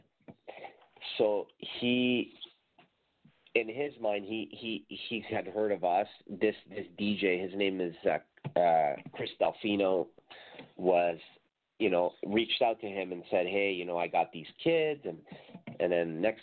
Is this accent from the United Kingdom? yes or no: no; Mexico; now in Canada; I was from Mexico, and, you know, at the time I'd only been in Canada like 4 years